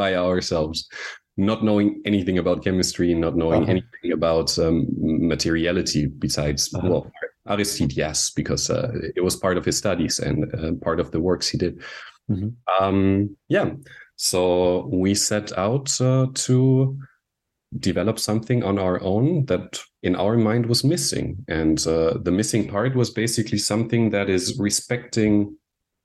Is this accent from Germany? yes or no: yes; Munich, Bavaria, Germany; moved away as an adult; also born or lived in Austria / Vienna, Austria; now in Anglet, France; I grew up in Munich, Germany, where I lived for the first 20 years of my life